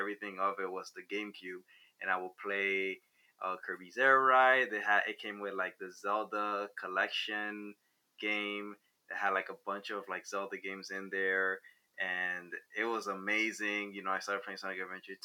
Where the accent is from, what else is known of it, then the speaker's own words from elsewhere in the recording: Havana, Cuba; moved away; I was born in Cuba, Havana, Cuba